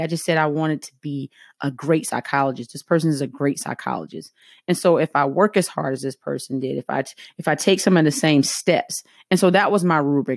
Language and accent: English; the South, United States; accent: heavy Southern; I'm from the South